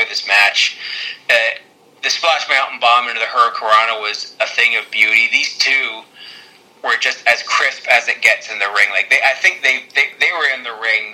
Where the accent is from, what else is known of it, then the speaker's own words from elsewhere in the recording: Canada; I'm Canadian.